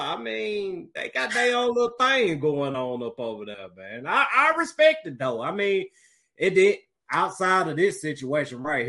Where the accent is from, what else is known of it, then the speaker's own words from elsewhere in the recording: Mississippi, United States; now in Tennessee, United States; I'm from Mississippi. I live in Tennessee.